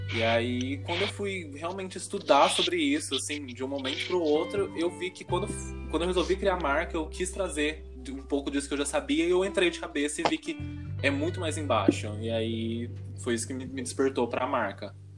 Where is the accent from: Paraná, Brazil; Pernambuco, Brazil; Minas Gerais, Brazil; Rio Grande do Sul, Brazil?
Minas Gerais, Brazil; Varginha; now in São Paulo, Brazil; Eu sou de Varginha